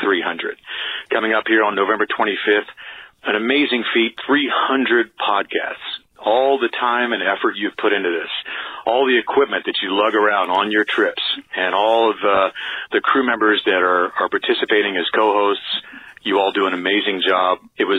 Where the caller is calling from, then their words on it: Los Angeles, California, United States; I'm calling you from Los Angeles, California.